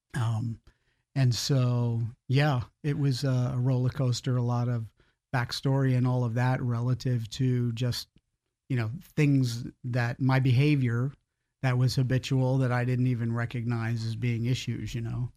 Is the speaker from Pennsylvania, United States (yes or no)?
no; Long Island, New York, United States; moved away as an adult; now in Florida, United States; I grew up in New York, um, born and raised there on Long Island, a small town out there